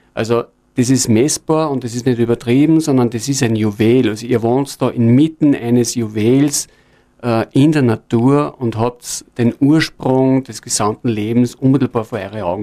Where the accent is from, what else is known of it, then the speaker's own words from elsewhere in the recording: Linz, Upper Austria, Austria; also born or lived in Innviertel; in der Stadt Linz, wo ich herkomme